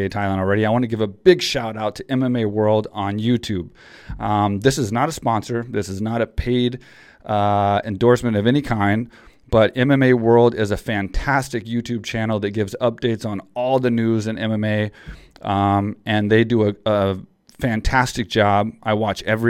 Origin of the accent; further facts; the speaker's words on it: small town Texas, United States; I came from Texas, small town Texas boy